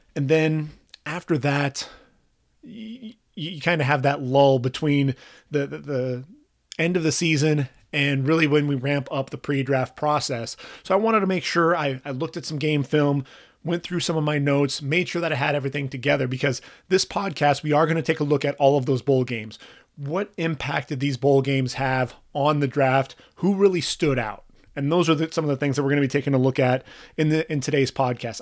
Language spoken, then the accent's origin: English; Orange County, California, United States; I grew up in Orange County